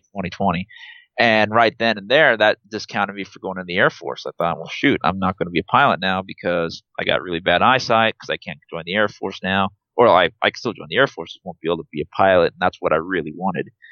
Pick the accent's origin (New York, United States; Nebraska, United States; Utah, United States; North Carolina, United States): Nebraska, United States; Trumbull; also born or lived in Wood River, Nebraska; I grew up in Trumbull, uh, but then eventually we moved to a town called Wood River